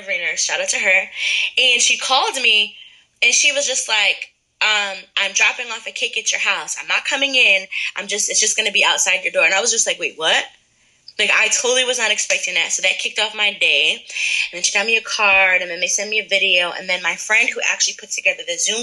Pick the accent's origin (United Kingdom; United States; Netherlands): United States; Middletown; moved away; I'm from Middletown originally